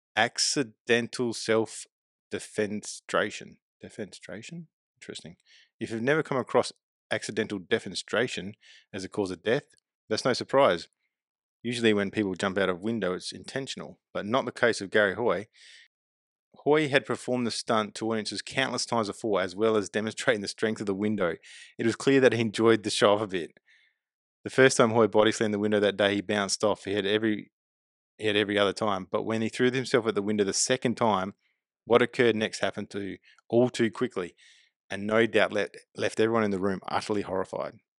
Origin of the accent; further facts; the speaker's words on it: Adelaide, South Australia, Australia; also born or lived in West Lakes / Murray Bridge / Port Pirie / Glenelg; I was born in Adelaide. Grew up in my formal years, I guess, at West Lakes, but moved around a lot, living in Murray Bridge and Port Pirie